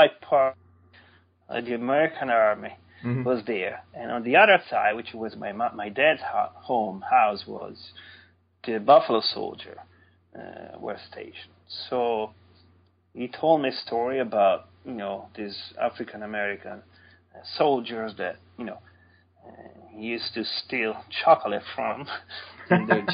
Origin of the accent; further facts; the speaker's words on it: near Sant'Anna di Stazzema, Tuscany, Italy; moved away as an adult; now in Elon, United States; St. Anna is just very little, more of a, here you would say a village, which is actually some 10 miles from my hometown